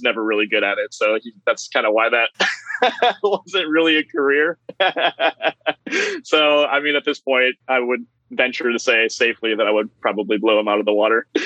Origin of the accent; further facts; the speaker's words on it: Medina, Ohio, United States; I grew up in Medina, uh, which is Cleveland area